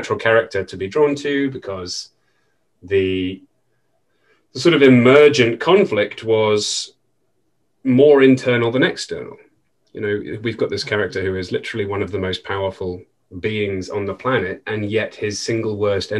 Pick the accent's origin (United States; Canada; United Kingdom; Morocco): United Kingdom